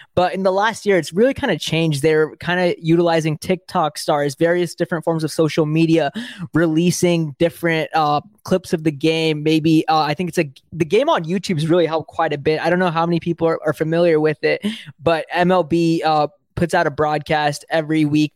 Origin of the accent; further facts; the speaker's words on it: the Bay Area, California, United States; I'm from the Bay Area. I live in the Bay Area